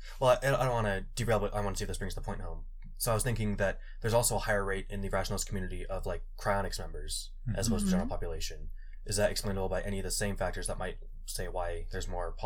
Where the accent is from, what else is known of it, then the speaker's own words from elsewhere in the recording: Fort Collins, Colorado, United States; I'm from Fort Collins